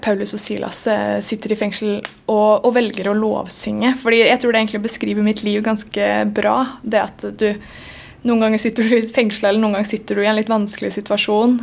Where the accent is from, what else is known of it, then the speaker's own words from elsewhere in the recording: Sandefjord, Vestfold, Norway; now in Bergen, Norway; jeg flytta fra Sandefjord